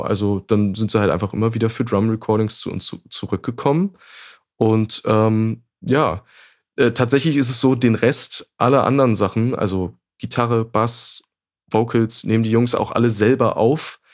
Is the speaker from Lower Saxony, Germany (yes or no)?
yes; Braunschweig, Lower Saxony, Germany; also born or lived in Hannover; ich komme ursprünglich aus Braunschweig